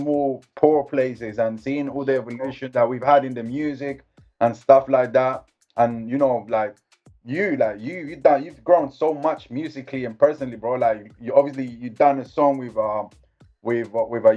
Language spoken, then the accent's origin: English; La Celia, Risaralda, Colombia; I'm from a different town called La Celia, which is close to like La Virginia